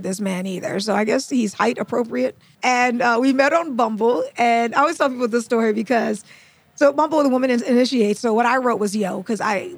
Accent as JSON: {"language": "English", "country": "Trinidad & Tobago", "said": "I'm from Trinidad."}